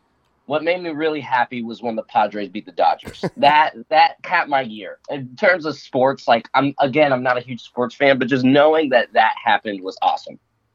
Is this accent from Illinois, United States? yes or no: no; San Diego, California, United States; Born and raised in San Diego proper.